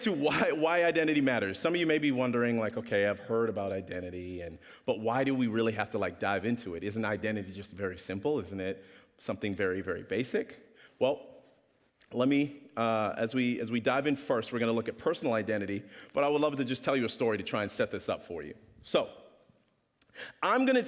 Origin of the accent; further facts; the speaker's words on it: Regina, Saskatchewan, Canada; also born or lived in Kingston, Jamaica; I was raised in Saskatchewan